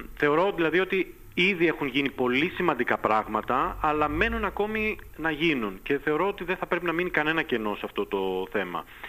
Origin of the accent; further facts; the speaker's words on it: Lesbos, North Aegean, Greece; also born or lived in Latin America; κατάγομαι από τη Λέσβο